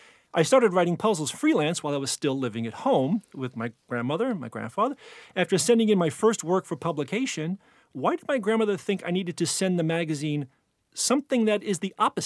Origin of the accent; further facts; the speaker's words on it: Hoboken, New Jersey, United States; accent: Jersey; now in New York City, United States; But I was born in Hoboken, and when I go back there, I easily code switch into a Jersey dialect.